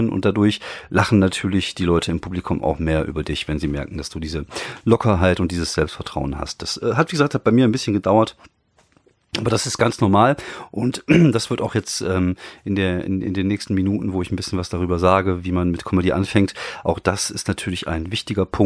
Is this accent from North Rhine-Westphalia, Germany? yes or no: yes; North Rhine-Westphalia, Germany; Dann gibt es äh, in, in, in NRW, da wo ich herkomme, und ich kenne mich natürlich auch nur hier aus